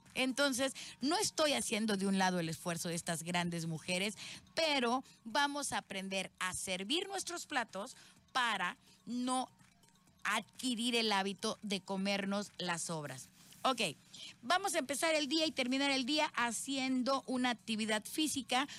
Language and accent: Spanish; Veracruz, Mexico; soy jarocha 100%